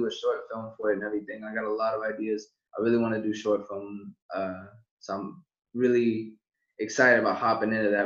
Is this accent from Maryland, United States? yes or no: no; West Covina, California, United States; moved away; I was originally born in West Covina, California.